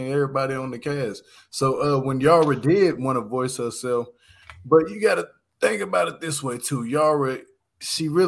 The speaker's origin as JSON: {"language": "English", "region": "Louisiana", "country": "United States", "tie": "born or raised there", "said": "my hometown, my home state where I'm from. I'm from Louisiana."}